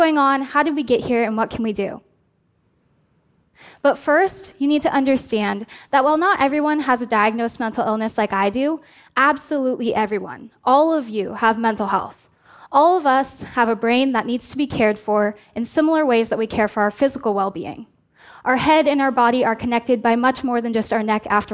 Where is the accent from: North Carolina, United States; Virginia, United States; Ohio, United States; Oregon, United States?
Oregon, United States; born or raised there